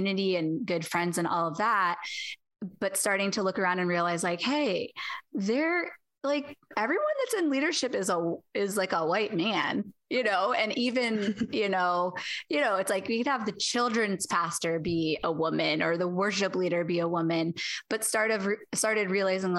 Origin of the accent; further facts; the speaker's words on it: Ohio, United States; moved away as an adult; now in California, United States; I grew up in Ohio, coming to California